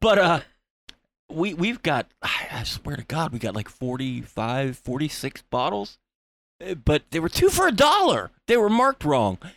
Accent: Florida, United States; I'm from Florida.

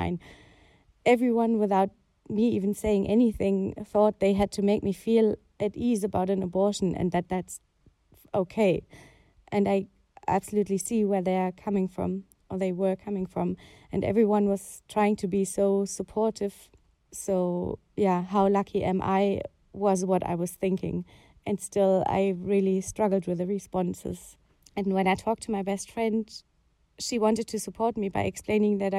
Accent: Germany; I grew up in Germany

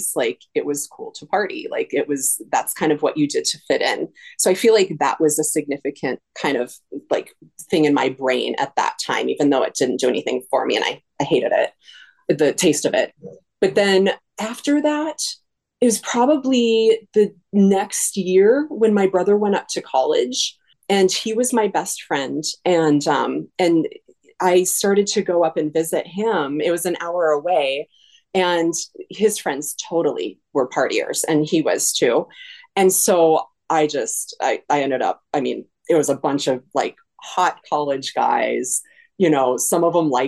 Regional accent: California, United States; also born or lived in Colorado; now in Minneapolis, United States; I grew up in Colorado and California.

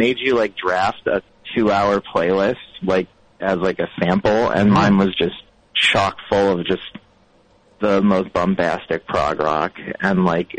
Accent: Ohio, United States; In like Northeast Ohio.

